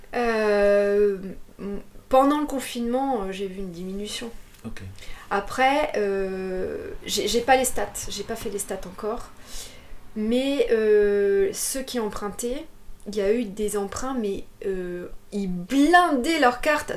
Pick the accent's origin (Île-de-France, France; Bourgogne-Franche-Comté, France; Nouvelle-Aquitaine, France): Île-de-France, France; Trappes; also born or lived in Paris / Bordeaux; now in Moulis, France; je suis née à Trappes. Trappes, c'est. J'aime bien dire ça, mais. Euh, Trappes, c'est le, c'est dans le 78